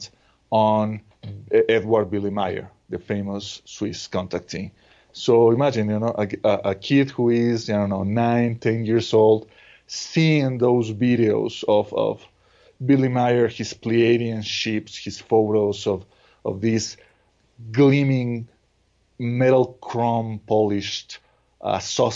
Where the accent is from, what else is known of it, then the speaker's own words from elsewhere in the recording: Mexico; growing up in Mexico, I also used to watch the TV shows